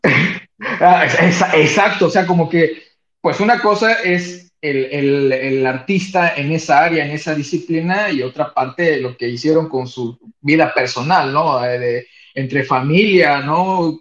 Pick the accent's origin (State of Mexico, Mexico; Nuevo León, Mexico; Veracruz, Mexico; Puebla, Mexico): Veracruz, Mexico; soy jarocho y me voy a los fandangos